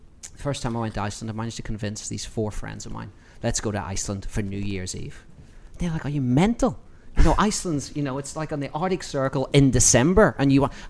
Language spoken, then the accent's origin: English; Northern Ireland, United Kingdom; now in United States; growing up in Northern Ireland